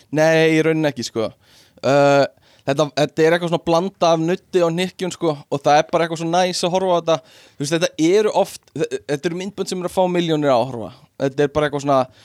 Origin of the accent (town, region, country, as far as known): Iceland